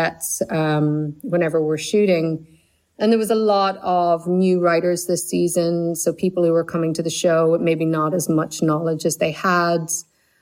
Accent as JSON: {"language": "English", "country": "Ireland", "tie": "born or raised there", "said": "growing up in Ireland"}